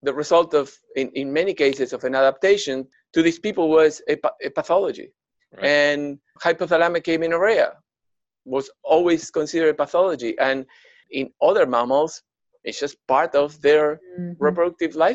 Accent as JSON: {"language": "English", "area": "outskirts of Buenos Aires", "region": "Buenos Aires Province", "country": "Argentina", "tie": "born or raised there", "moved": "yes", "said": "I was growing up in the outskirts of Buenos Aires. I'm from Argentina originally."}